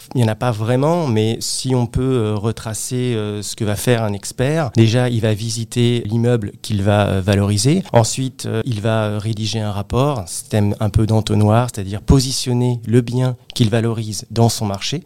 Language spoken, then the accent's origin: French; Créteil, Île-de-France, France; je suis originaire euh, de la région parisienne, plus précisément euh, de la ville de Créteil